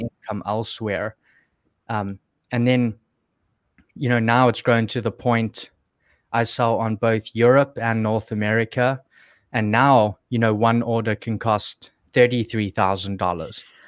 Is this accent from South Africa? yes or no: yes; South Africa; moved away; I was still in South Africa, which is, is where I'm from. You can probably hear my accent